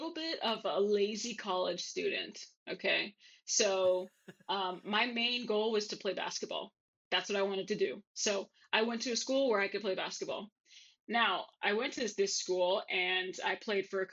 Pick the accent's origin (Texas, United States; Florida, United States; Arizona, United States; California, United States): Texas, United States; San Antonio; moved away as an adult; also born or lived in Columbus, Ohio; now in Dublin, Ohio, United States; That's in San Antonio, Texas. That's where I'm from